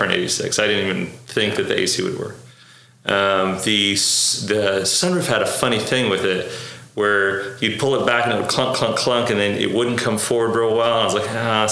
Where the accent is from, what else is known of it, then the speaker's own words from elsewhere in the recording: Oklahoma, United States; also born or lived in Beirut, Lebanon; I was actually born in Beirut. Yeah. I immigrated here when I was 4. I grew up in Oklahoma. We moved to Oklahoma when I was 5, and I've grown up here ever since